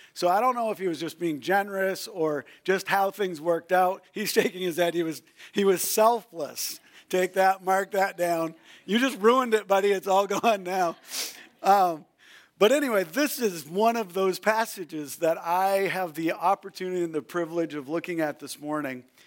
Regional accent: New Brunswick, Canada; I grew up in New Brunswick, Canada.

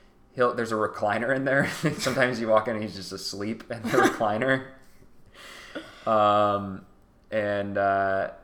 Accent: Arizona, United States; I'm from Arizona.

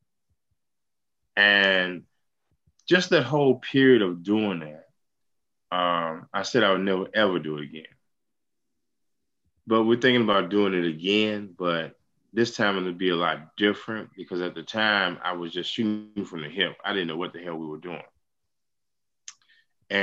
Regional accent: Chicago, Illinois, United States; moved away as an adult; now in Atlanta, United States; I'm originally from Chicago, and I've been living in Atlanta for the last 10 years

